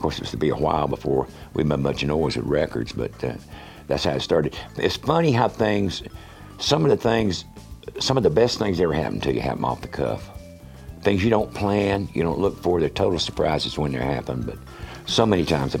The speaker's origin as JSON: {"language": "English", "town": "Valdosta", "region": "Georgia", "country": "United States", "tie": "born or raised there", "also_born_or_lived": "Wilmington, North Carolina / South Carolina", "said": "I was born in Wilmington, North Carolina, and I had gone to first grade all of 2 weeks when my dad changed jobs and we moved to Valdosta, Georgia. I lived in North Carolina, South Carolina, and Georgia in my formative years."}